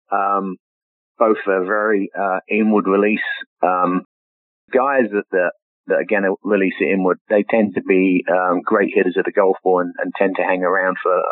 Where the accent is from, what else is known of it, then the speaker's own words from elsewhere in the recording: England, United Kingdom; moved away; that was one of the few pictures, golf pictures, that I brought over me when I, I came over from England